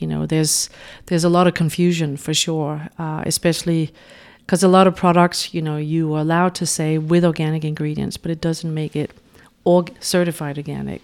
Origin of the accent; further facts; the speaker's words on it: Denmark; moved away as an adult; now in New York, United States; I'm originally from Denmark, but having lived in New York the past twenty years